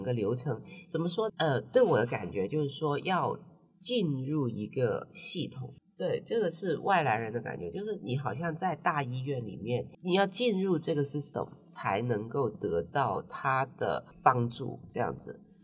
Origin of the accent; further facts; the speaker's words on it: Hong Kong; moved away as an adult; now in Taiwan; 对我们香港人来说